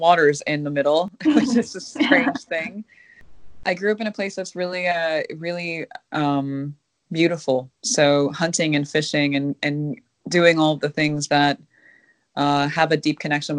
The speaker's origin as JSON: {"language": "English", "region": "Minnesota", "country": "United States", "tie": "born or raised there", "also_born_or_lived": "Kuchiching First Nation, Ontario", "said": "I'm Minnesotan"}